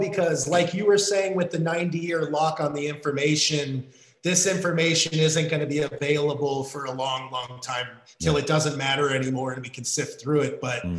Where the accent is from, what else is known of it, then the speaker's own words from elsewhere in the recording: United States; as an American